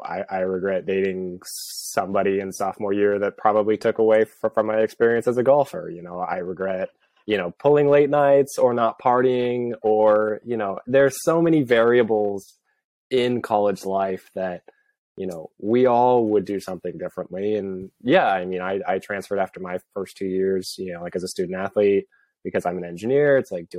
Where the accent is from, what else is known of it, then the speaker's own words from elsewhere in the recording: Seattle, Washington, United States; born there; I mean, I was born in Seattle and I felt like as soon as I moved down here, it's like, yeah, I'm never going back.